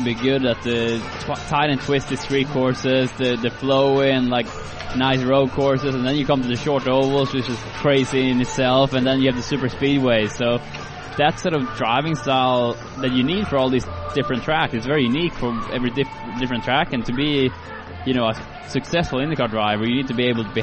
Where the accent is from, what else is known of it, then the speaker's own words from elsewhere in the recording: Sweden; moved away; to Sweden, to my hometown